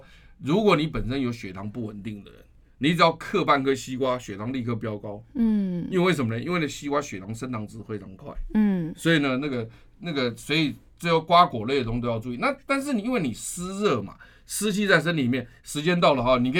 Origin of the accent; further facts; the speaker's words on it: Taiwan; 所以因此你记不记得我们台湾人有一句话说，来刮天也杀哈，端午节之前不要收。